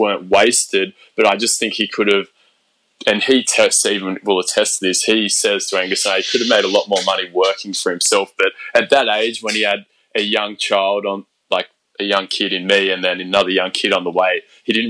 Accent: Australia; moved away as an adult; now in Sydney, Australia; I started off in my hometown at our Fitness First there

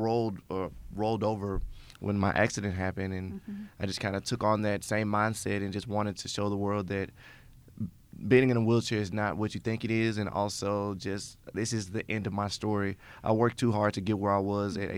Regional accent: Memphis, Tennessee, United States; I'm born and raised in Memphis, Tennessee.

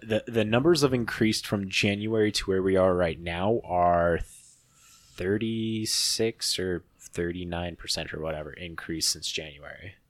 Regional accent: Midwest, United States; we're just schmucks from the Midwest

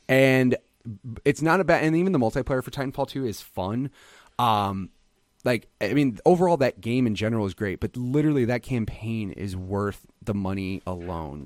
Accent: Illinois, United States; now in Phoenix, United States; I grew up in Illinois

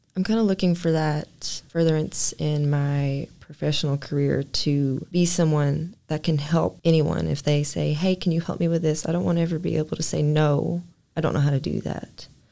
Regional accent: Martin, Kentucky, United States; I love my hometown

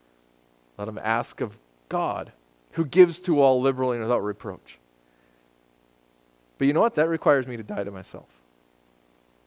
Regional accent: United States; I'm an American

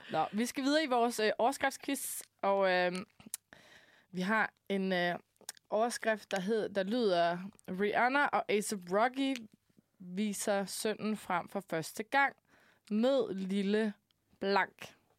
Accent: Denmark; now in Copenhagen, Denmark; da jeg boede hjemme i Jylland

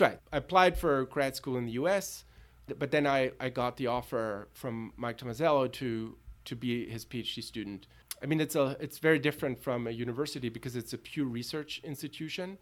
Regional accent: Tübingen, Baden-Württemberg, Germany; moved away; also born or lived in Berlin; I grew up in Tübingen and Berlin

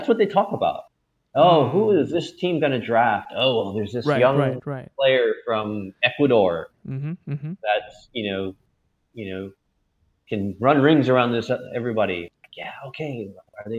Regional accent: United States; when we were growing up in the States

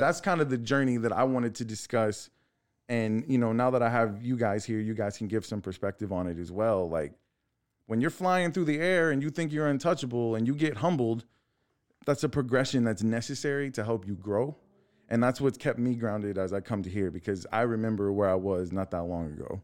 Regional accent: La Marque, Texas, United States; I'm from Texas City. I grew up in Lamarck

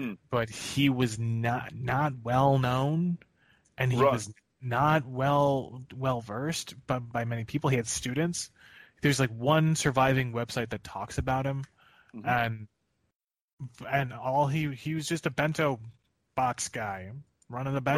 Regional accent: Philadelphia, Pennsylvania, United States; as a Philadelphian

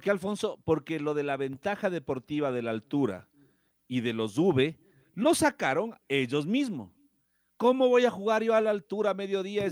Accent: Machala, El Oro, Ecuador; now in Quito, Ecuador; yo soy de Machala, vivo aquí en Quito

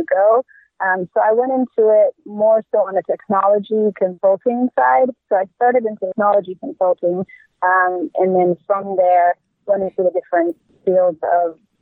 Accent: Egypt; moved away as an adult; now in Irvine, United States; I'm from Egypt originally.

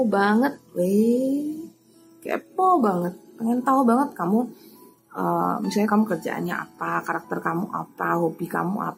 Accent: Semarang, Central Java, Indonesia; ya, karena aku bahasa Semarang. Saya orang Semarang. Jawanya Jawa Semarang. Bukan Jawa Timur.

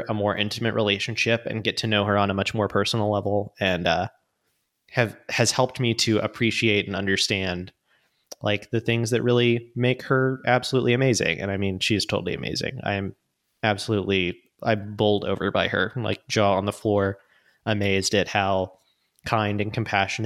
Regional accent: Gulf Coast, United States; moved away; we work in the same industry and are both from the Gulf Coast

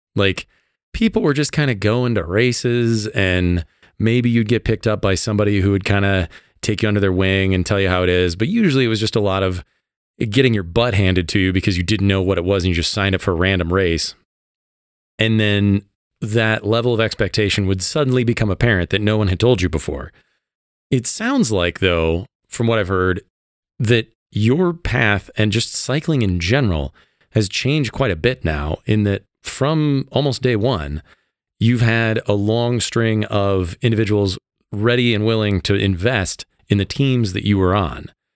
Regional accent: Illinois, United States; moved away as an adult; now in Colorado, United States; I came from Illinois as well

